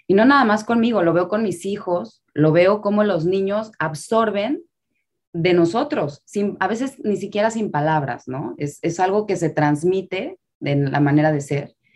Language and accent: Spanish; Mexico City, Mexico; now in Miami, United States; Y vengo de la Ciudad de México a vivir a Miami